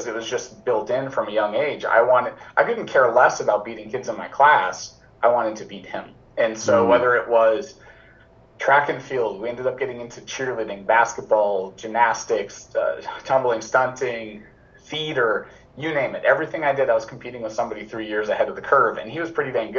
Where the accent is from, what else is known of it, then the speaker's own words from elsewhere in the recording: Melbourne Beach, Florida, United States; born and raised in Florida to a tremendous family